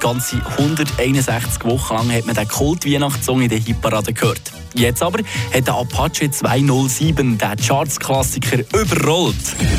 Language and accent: German; Switzerland; Wir Schweizer